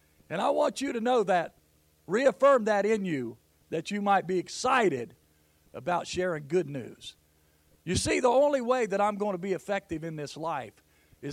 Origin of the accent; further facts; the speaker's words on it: Jackson, Ohio, United States; I'm from Jackson, Ohio